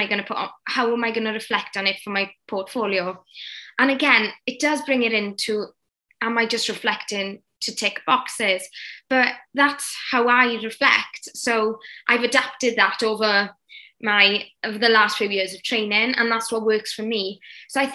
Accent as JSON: {"language": "English", "region": "Wales", "country": "United Kingdom", "accent": "Welsh-speaking", "first_language": "Welsh", "second_language": "English", "said": "my English is poor, being first language Welsh"}